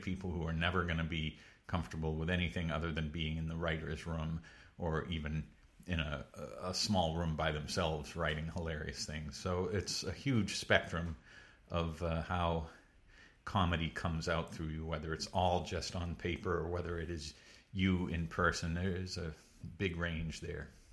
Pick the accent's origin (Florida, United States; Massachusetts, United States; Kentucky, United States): Massachusetts, United States; Pepperell; also born or lived in Connecticut; originally from, uh, semi-rural Massachusetts, a town called Pepperell